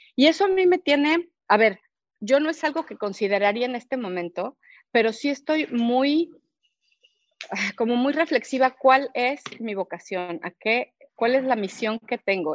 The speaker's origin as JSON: {"language": "Spanish", "town": "Cuernavaca", "region": "Morelos", "country": "Mexico", "said": "yo soy de Cuernavaca"}